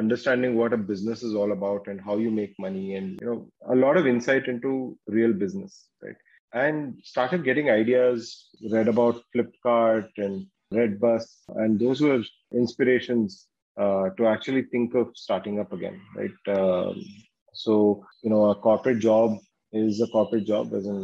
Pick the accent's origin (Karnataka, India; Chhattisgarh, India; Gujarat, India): Karnataka, India; Bangalore; also born or lived in Surathkal / Ahmedabad; I'm from Bangalore. I'm a Kannadiga. Was born in Bangalore and did my schooling here